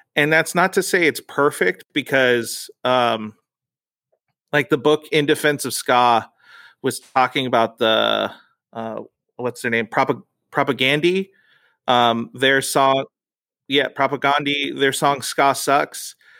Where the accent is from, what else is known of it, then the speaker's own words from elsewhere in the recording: United States; So I grew up this Mexican culture, but I grew up in America.